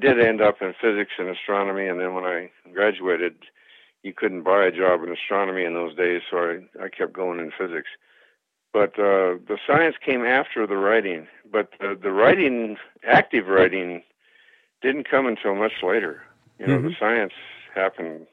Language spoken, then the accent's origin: English; Long Beach, California, United States; I grew up in Long Beach.